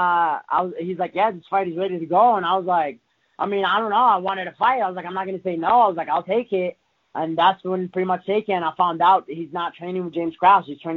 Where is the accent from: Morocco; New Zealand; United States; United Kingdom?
Morocco; moved away; I come from Africa, from Morocco